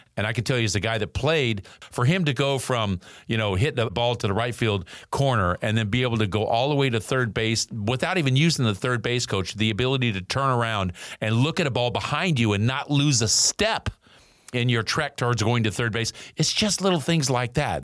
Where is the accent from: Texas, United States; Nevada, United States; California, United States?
California, United States; Northern; Growing up in Northern California